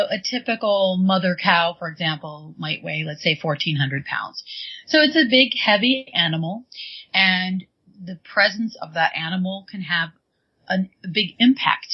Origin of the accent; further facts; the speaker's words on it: Michigan, United States; also born or lived in New York; now in California, United States; I'm originally from Michigan